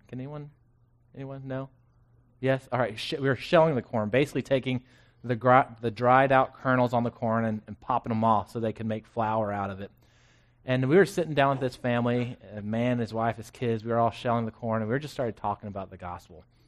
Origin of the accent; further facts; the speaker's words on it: Florence, Texas, United States; now in Killeen, United States; I grew up in Florence, spent eighteen years in the same house